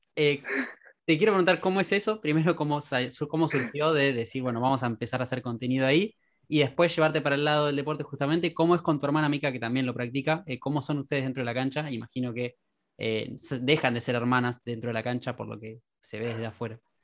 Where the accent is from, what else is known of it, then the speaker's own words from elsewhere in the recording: Quilmes, Buenos Aires Province, Argentina; Quilmes, digo porque soy también de, la localidad